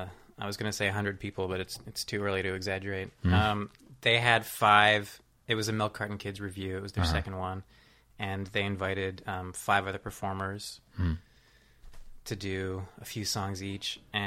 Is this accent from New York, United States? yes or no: no; Princeton, New Jersey, United States; I grew up in New Jersey. I grew up in Princeton, New Jersey.